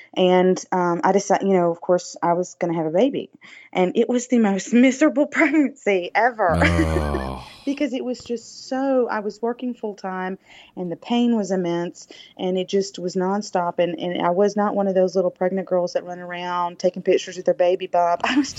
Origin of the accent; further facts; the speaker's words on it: the South, United States; accent: Southern drawl; I'm from the South, if you cannot tell. With my